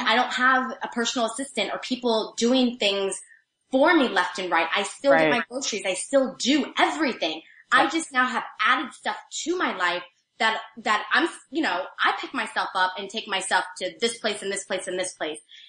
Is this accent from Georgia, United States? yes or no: no; Missouri, United States; moved away; I'm from Missouri, so we say roof, but I say roof because I've learned.